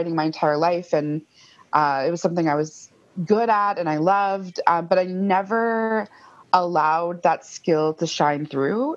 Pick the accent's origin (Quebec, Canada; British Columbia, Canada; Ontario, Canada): Ontario, Canada; Fort William First Nation; moved away as an adult; also born or lived in Thunder Bay; now in Toronto, Canada; I'm originally from Fort William First Nation, which is Superior Robinson Treaty territory